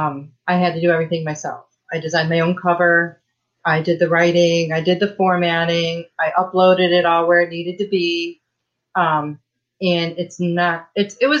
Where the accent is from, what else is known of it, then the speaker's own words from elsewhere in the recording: Michigan, United States; now in Texas, United States; I was born and raised in Michigan